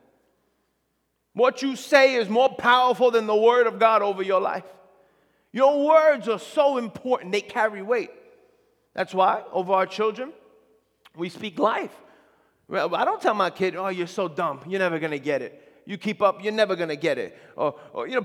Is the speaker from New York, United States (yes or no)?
yes; near the Belmont Racetrack, New York, United States; I grew up near the Belmont Racetrack